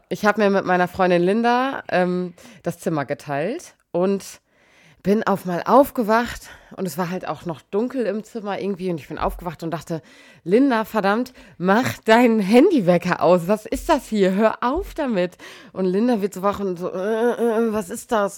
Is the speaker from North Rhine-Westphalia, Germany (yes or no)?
no; Emsbüren, Lower Saxony, Germany; moved away; in Emsbüren, also aus meiner Heimat